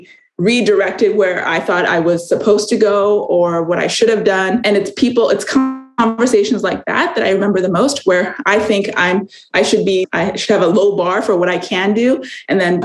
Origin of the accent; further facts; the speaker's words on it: California, United States; also born or lived in India / Arizona; I was born in India. I grew up in California and Arizona